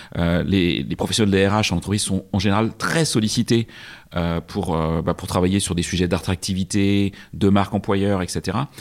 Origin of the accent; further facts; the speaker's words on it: Brittany, France; je suis de Bretagne